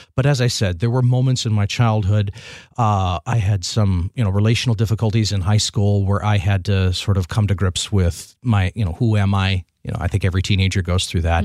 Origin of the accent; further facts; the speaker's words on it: Milan, Michigan, United States; I grew up south of Ann Arbor, little town of Milan